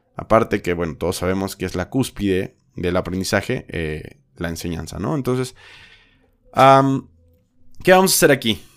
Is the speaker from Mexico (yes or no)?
yes; Mexico; also born or lived in Guadalajara, Jalisco; soy mexicano